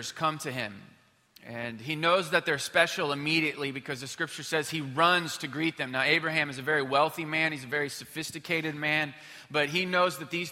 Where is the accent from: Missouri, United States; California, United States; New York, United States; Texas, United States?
Missouri, United States; moved away as an adult; now in Houston, United States; I grew up in Missouri